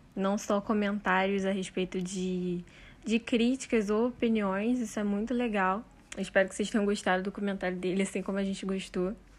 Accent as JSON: {"language": "Portuguese", "region": "Rio de Janeiro", "country": "Brazil", "said": "sendo carioca"}